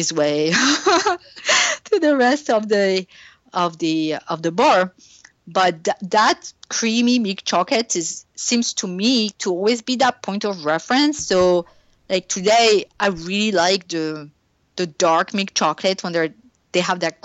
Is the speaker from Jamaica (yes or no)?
no; France; English is a second language; moved away; I grew up in France